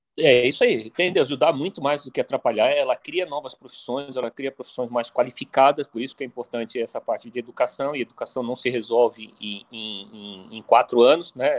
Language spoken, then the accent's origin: Portuguese; Brazil; só nós, como brasileiros